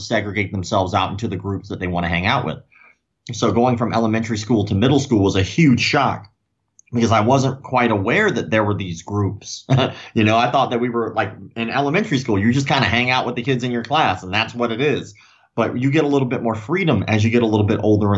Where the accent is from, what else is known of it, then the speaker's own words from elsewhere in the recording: Florida, United States; I was born in Florida. You know, I'm still in the same city I was born in.